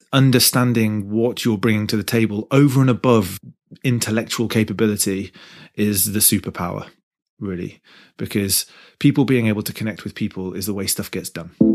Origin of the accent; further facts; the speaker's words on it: Midlands, United Kingdom; I'm from the Midlands area